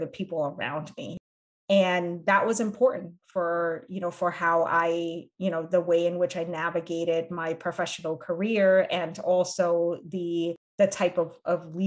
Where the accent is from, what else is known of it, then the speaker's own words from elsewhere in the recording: United States; being raised in this dual culture of being Cambodian being American